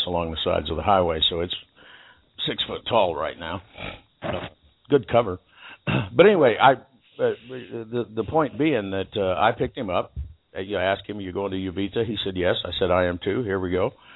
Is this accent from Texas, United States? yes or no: yes; Texas, United States; now in Costa Rica; if they say where you're from, you can say United States if you want to be, you know, oddly patriotic or something uncalled for, but I generally just say Texas